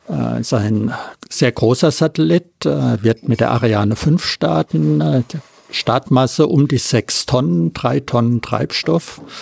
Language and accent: German; Friedrichshafen, Baden-Württemberg, Germany; Ja, hallo … Ich bin aus Friedrichshafen.